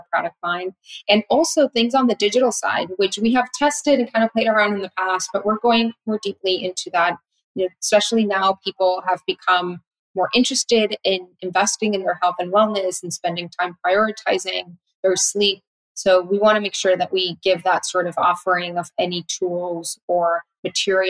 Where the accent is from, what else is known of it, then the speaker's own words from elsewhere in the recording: Tijuana, Baja California, Mexico; my city, from Tijuana